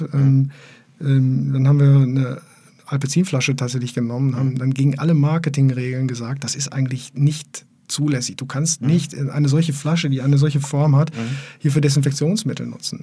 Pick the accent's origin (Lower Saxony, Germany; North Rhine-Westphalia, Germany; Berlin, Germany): North Rhine-Westphalia, Germany; Essen; now in Bielefeld, Germany; ich bin ja tatsächlich auch kein gebürtiger Bielefelder, sondern ich komme ja aus Essen. Ich bin ja aus dem Ruhrpott